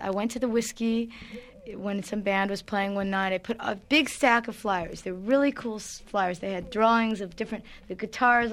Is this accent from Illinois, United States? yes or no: no; Los Angeles, California, United States; I grew up in Brentwood